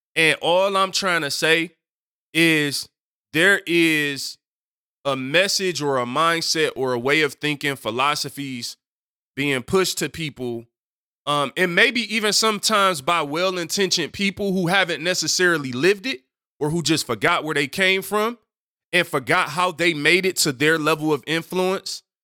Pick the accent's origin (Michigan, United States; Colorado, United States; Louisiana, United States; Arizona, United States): Michigan, United States; Detroit; I'm from Detroit